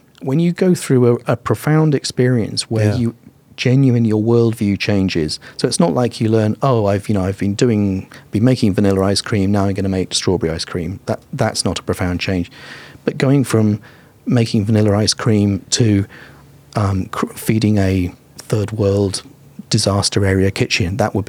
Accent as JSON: {"language": "English", "country": "Vietnam", "said": "Vietnam. We were boat people. I was in an open boat at sea for like weeks."}